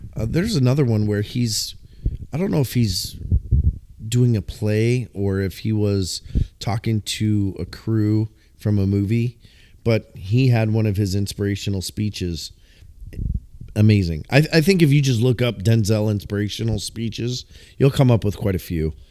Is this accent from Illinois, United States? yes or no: yes; Illinois, United States; moved away; we're from the Midwest